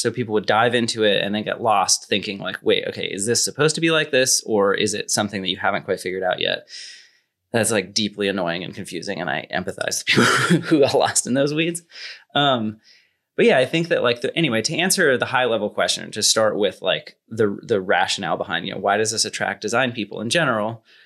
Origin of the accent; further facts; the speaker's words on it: near Silicon Valley, California, United States; I grew up near Silicon Valley, kinda close enough to get it